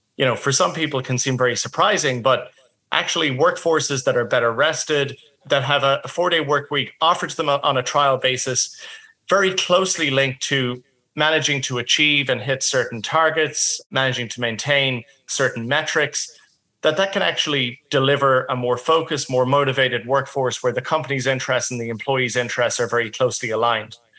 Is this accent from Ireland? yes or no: yes; Ireland; now in Australia; I'm originally from Ireland